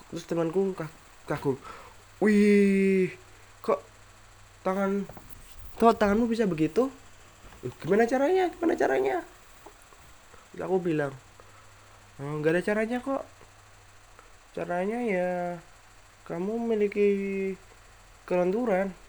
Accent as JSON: {"language": "Indonesian", "town": "Semarang", "region": "Central Java", "country": "Indonesia", "said": "aku ini asli Semarang ya Jawa Tengah ibu gue berasal dari Semarang dan bapak gue berasal dari Pemalang Jawa Tengah juga lah"}